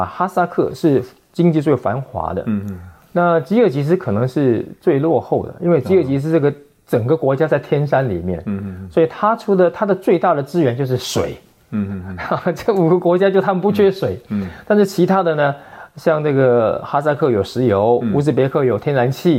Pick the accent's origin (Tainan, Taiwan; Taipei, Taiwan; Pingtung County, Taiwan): Pingtung County, Taiwan; Pingtung; moved away; 屏东是我的老家